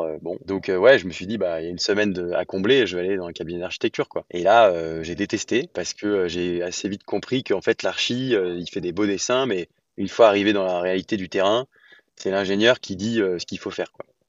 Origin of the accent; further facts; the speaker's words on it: Lyon, Auvergne-Rhône-Alpes, France; j'ai grandi à Lyon